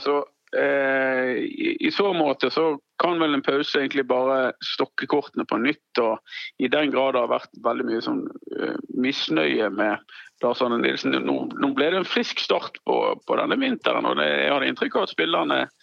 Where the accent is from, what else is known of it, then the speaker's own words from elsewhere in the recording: Strileland, Vestland, Norway; jeg er jo stril, så jeg fisker jo med garn